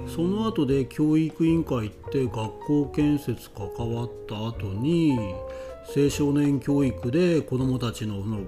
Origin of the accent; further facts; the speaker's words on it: Hakui, Ishikawa, Japan; also born or lived in Osaka; もともと地元の出身ではあるんですけども、まあ、大学の時は関西にいて